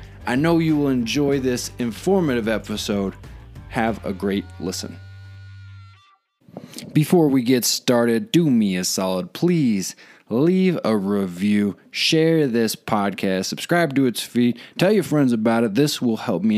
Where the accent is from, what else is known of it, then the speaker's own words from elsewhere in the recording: Arizona, United States; now in San Luis Valley, Colorado, United States; growing up in Arizona, out in the sun all the time, moving to Colorado